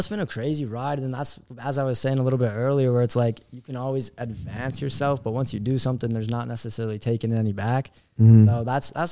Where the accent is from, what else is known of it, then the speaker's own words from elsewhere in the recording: Minnesota, United States; I'm from up in Minnesota